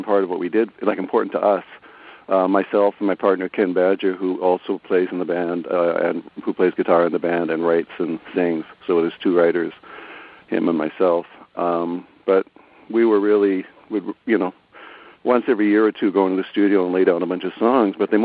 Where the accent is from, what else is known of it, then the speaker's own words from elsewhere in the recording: Toronto, Ontario, Canada; we're from Toronto